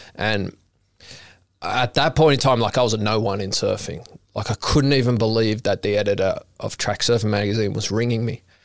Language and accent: English; Sydney, New South Wales, Australia; growing up in Maroubra, I, I grew up with Kobe Aberdeen.